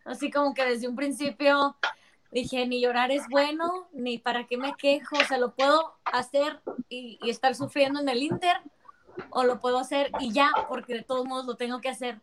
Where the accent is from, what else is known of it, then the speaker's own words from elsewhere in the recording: Mexicali, Baja California, Mexico; Yo soy la única que soy de Mexicali